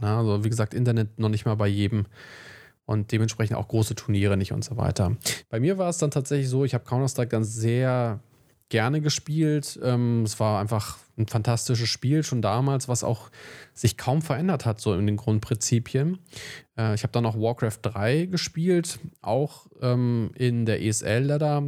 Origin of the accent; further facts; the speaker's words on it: Wolfsburg, Lower Saxony, Germany; also born or lived in Braunschweig; bei uns in Wolfsburg